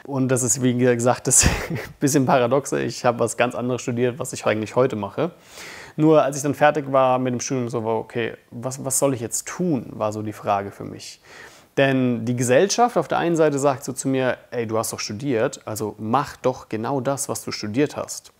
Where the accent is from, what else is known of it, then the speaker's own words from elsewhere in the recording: Bamberg, Bavaria, Germany; Ich komme aus Bamberg.